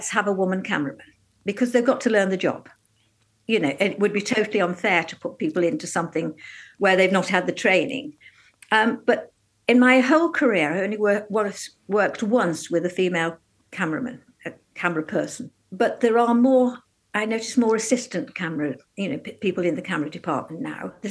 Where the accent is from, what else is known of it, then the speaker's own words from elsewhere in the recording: Newcastle-under-Lyme, West Midlands, United Kingdom; moved away as an adult; now in London, United Kingdom; I was born and brought up in Newcastle-under-Lyme in North Staffordshire